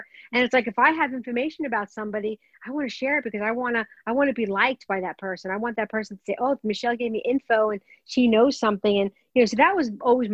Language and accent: English; New York City, New York, United States; I grew up in Brooklyn. I don't know if everybody in Brooklyn does this. Italian Brooklyn family